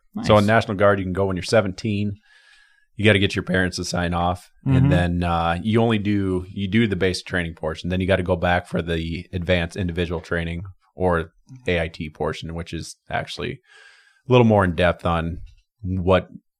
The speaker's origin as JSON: {"language": "English", "region": "Washington", "country": "United States", "tie": "born there", "also_born_or_lived": "Wisconsin / Iowa", "said": "Yeah, I was born in Washington State. We moved to Wisconsin, lived there for some years, and then we migrated back to Iowa."}